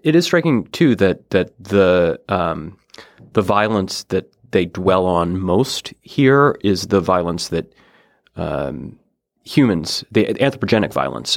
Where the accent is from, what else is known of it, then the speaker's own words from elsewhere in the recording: Oregon coast, United States; I'm from the Pacific Northwest. I grew up on the Oregon coast